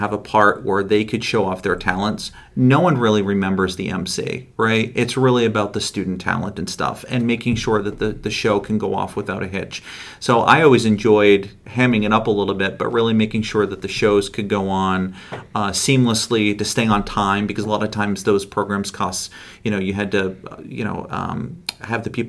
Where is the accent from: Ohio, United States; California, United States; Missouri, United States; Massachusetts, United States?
Massachusetts, United States; Cape Cod; moved away as an adult; now in Plattsburgh, United States; Growing up in Massachusetts, you were either a baseball kid or you were a hockey kid.